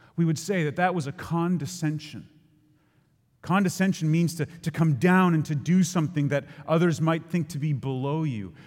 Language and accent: English; Ontario, Canada; we would drive south from Ontario